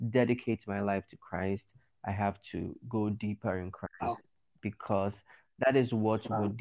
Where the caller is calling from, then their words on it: Accra, Greater Accra, Ghana; I'm I'm I'm speaking from Accra, Ghana, here